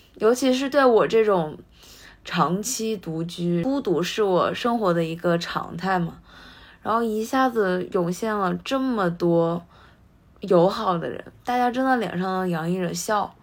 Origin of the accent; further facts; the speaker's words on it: China; moved away as an adult; now in Japan; 我自己是来自中国，然后现在在日本的大学